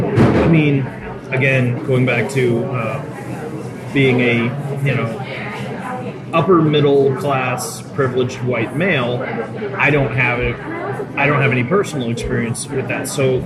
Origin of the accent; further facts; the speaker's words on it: New England, United States; I grew up in New England as well